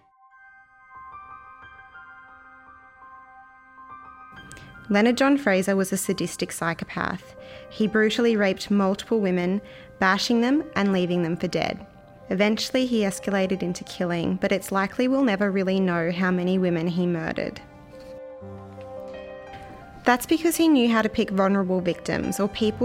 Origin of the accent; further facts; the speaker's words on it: Rockhampton, Queensland, Australia; I'm a local and I lived through this case unfolding